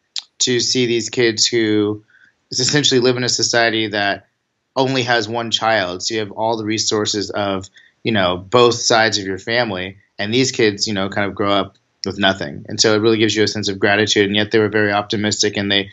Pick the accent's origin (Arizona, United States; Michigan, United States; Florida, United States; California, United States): California, United States; Sacramento; moved away as an adult; I'm from Sacramento, born and raised here.